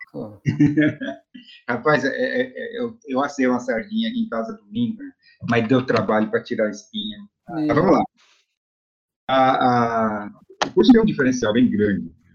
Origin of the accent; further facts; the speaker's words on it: Florianópolis, Santa Catarina, Brazil; moved away; also born or lived in Cambé, Paraná; eu sou natural de Florianópolis